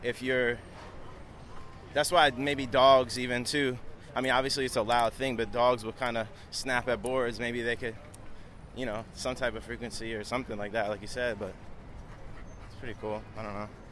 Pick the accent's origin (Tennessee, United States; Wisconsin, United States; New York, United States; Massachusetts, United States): New York, United States; Long Island; now in New York City, United States; I'm originally from Long Island, New York